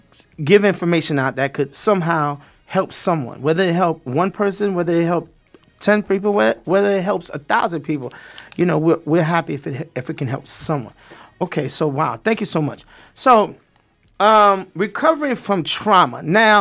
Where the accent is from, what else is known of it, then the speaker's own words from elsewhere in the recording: New York City, New York, United States; moved away; also born or lived in South Florida; Growing up in Brooklyn... East New York, Brownsville.